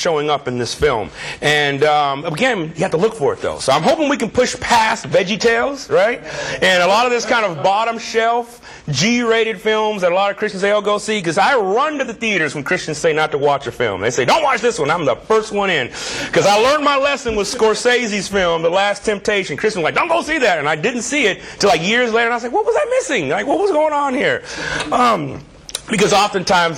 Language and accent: English; Southern California, United States; moved away as an adult; now in Chicago, United States; I pretty much consider California my home. That's where I'm from. That's where I went to school. That's where I was trained. Southern California.